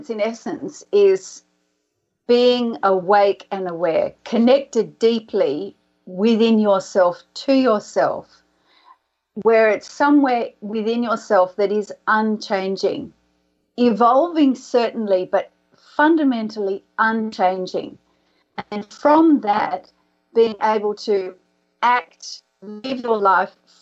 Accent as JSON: {"language": "English", "town": "Sydney", "region": "New South Wales", "country": "Australia", "tie": "born or raised there", "said": "our house where I grew up in Sydney."}